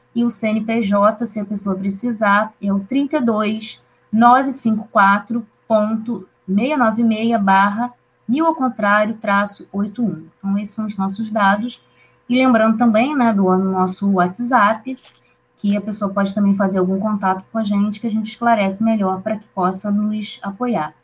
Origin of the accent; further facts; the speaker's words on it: Campos dos Goytacazes, Rio de Janeiro, Brazil; que fica na minha cidade natal, campus dos Goitacazes